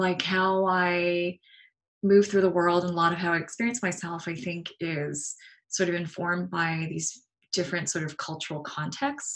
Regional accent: Vancouver, British Columbia, Canada; moved away as an adult; also born or lived in Calgary, Alberta; I was actually born in Calgary, Alberta, Canada. And I grew up in Vancouver, British Columbia

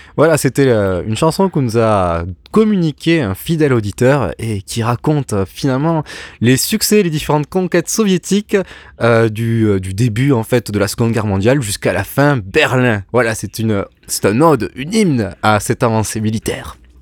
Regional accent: France; chez nous en France

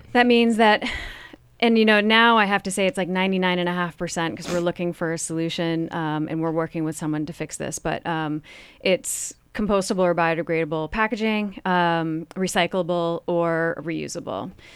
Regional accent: Vermont, United States; I'm from Vermont

